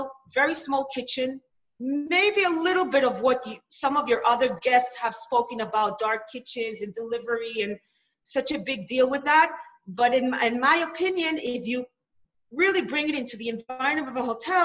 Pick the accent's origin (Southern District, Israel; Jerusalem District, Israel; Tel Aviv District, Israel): Jerusalem District, Israel; Jerusalem; I come from Jerusalem